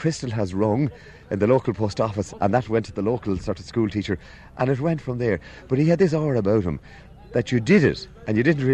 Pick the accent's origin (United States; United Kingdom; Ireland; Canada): Ireland; Westport, Connacht; I was born in Westport and Mayo